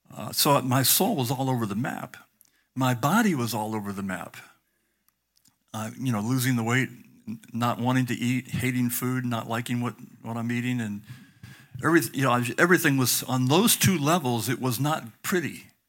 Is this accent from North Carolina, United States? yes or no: no; Southern California, United States; I grew up in Southern California in the sixties